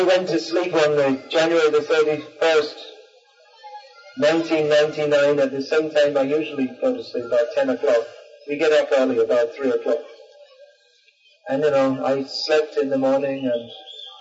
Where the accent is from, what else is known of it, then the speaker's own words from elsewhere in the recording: United Kingdom; I was born in Britain